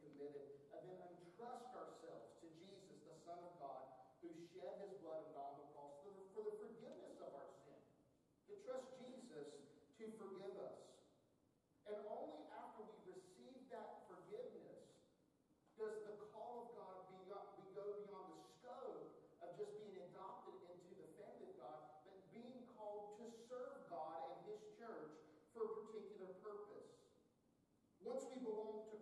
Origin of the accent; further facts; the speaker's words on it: North Carolina, United States; I'm from North Carolina